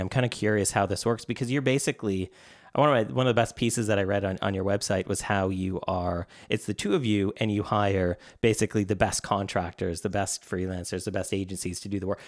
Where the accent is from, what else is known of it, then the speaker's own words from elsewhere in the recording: Canada; being Canadian my whole, I've lived in Canada my whole life